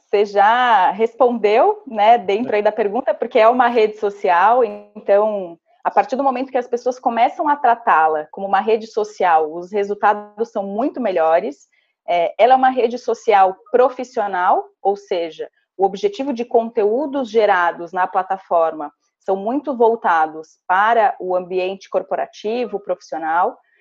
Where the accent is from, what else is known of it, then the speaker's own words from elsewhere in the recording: Santa Catarina, Brazil; first language Portuguese; moved away; sou natural de uma cidadezinha de 5 mil habitantes, do interior de Santa Catarina